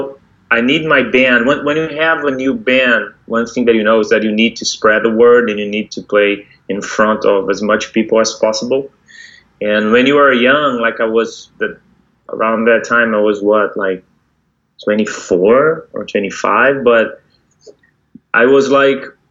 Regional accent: Rio de Janeiro, Brazil; moved away as an adult; now in São Paulo, Brazil; I was born in 81. So the rest of his family all stayed in Holland. So my dad came by himself, and so he had me and my brother here, and I grew up in Rio

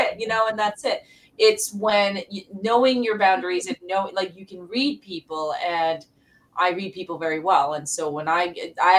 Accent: New York City, New York, United States; I also grew up in the South Bronx, so I have South Bronx face.

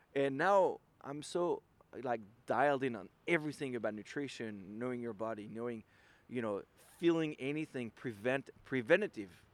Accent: Lille, Hauts-de-France, France; English is a second language; moved away as an adult; now in San Francisco, United States; I'm from Lille

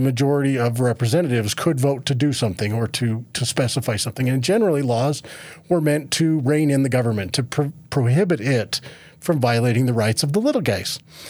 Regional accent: Moab, Utah, United States; Yeah, so, well, I'm originally from Moab, which I think used to be CD2 when I was born there

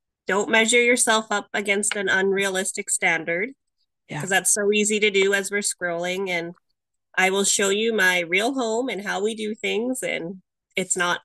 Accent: Canada; I'm from Canada

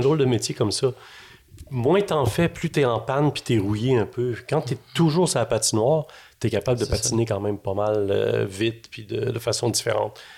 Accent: Quebec City, Quebec, Canada; moved away as an adult; now in Montreal, Canada; je suis arrivé à Montréal parce que je viens de Québec

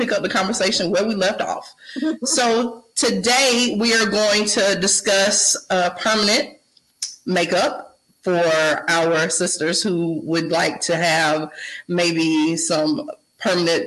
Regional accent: Brunswick, Georgia, United States; now in Columbia, United States; I live in Columbia, South Carolina, but I am from Brunswick, Georgia.

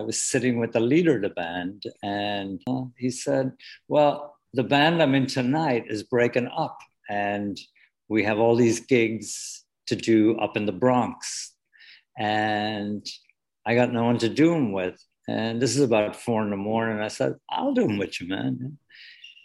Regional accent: Wexford, Leinster, Ireland; moved away as an adult; now in New York City, United States; I was born in a place called Wexford in the southeast corner.

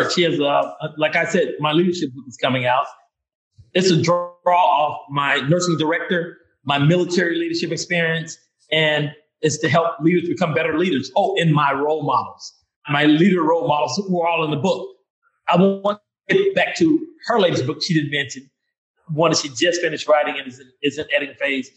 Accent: Vicksburg, Mississippi, United States; where I was born and raised in Vicksburg, Mississippi

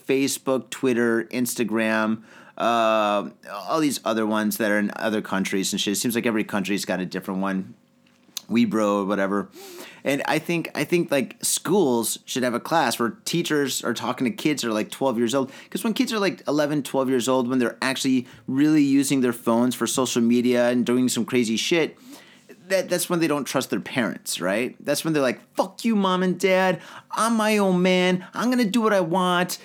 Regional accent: Detroit, Michigan, United States; moved away as an adult; now in Tokyo, Japan; I grew up in the Detroit area

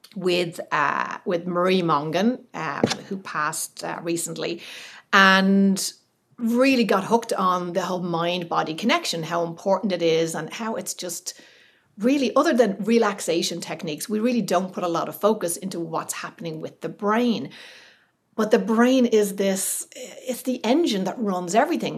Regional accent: Ireland; moved away as an adult; also born or lived in California; being Irish

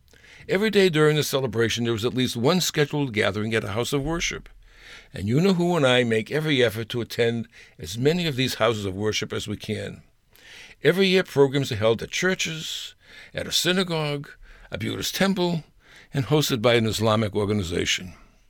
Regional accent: Boston, Massachusetts, United States; Way back when we were growing up in Massachusetts, in a neighborhood called Mattapan, the neighborhood we lived in was predominantly Jewish.

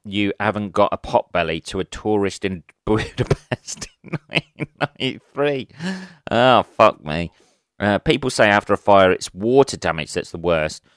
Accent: England, United Kingdom; being an Englishman

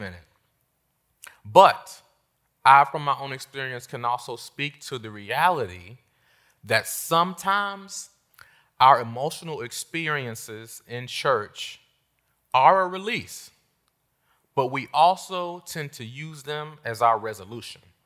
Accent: Washington, District of Columbia, United States; moved away as an adult; also born or lived in North Carolina; I left my hometown of Washington, D C, and I went to the South

